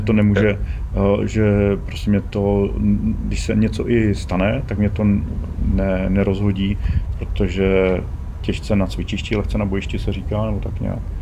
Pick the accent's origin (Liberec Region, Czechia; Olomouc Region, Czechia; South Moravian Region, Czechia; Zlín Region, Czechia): South Moravian Region, Czechia; Brno; my jsme z Brna